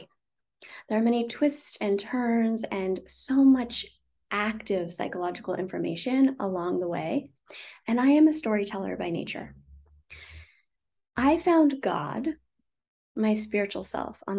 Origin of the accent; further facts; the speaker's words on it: the Redwoods, California, United States; I grew up in a very small town. I grew up in the Redwoods and the rivers and the ocean and very small.